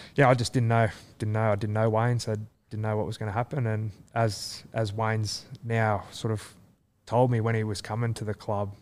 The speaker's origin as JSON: {"language": "English", "town": "Leeton", "region": "New South Wales", "country": "Australia", "tie": "born or raised there", "also_born_or_lived": "Wagga Wagga / Canberra / Melbourne", "moved": "yes", "lives_now": "Sydney, Australia", "said": "I grew up in Lytton"}